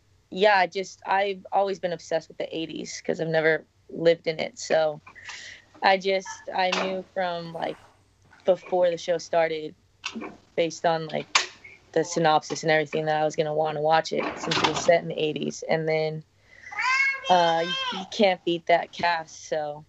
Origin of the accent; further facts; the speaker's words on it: San Diego, California, United States; I grew up in San Diego, so not anywhere close to Philadelphia